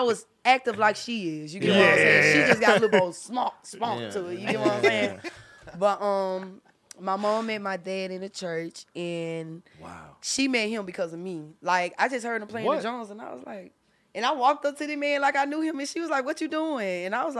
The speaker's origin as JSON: {"language": "English", "town": "Memphis", "region": "Tennessee", "country": "United States", "tie": "born or raised there", "also_born_or_lived": "Georgia", "said": "Okay. So my mama said that I was born in North Memphis."}